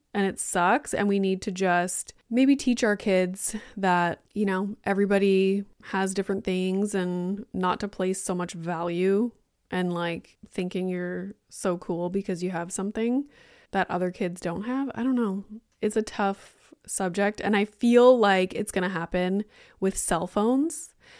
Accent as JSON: {"language": "English", "town": "Sudbury", "region": "Ontario", "country": "Canada", "moved": "yes", "lives_now": "Toronto area, Canada", "said": "I'm from Sudbury"}